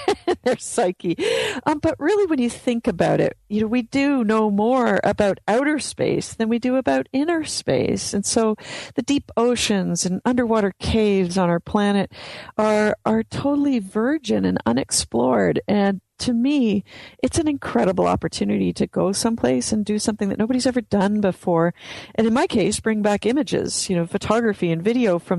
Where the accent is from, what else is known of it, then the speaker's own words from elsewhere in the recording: Canada; growing up in Canada